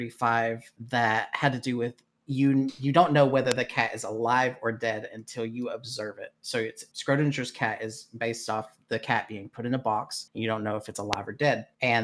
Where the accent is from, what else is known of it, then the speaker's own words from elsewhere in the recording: Berlin, Germany; born there; Well, originally born in Berlin, Germany, on a military base. My dad was in the military. We moved back to the Unite